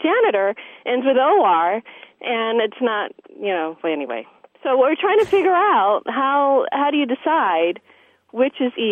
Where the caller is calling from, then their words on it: San Diego, California, United States; I'm from San Diego.